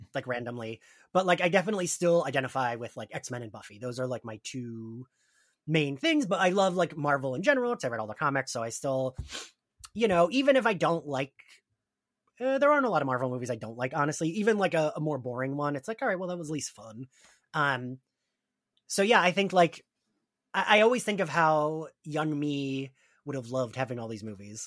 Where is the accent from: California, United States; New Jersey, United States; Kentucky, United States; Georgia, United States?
New Jersey, United States; I'm from Jersey, we are at the Jersey Shore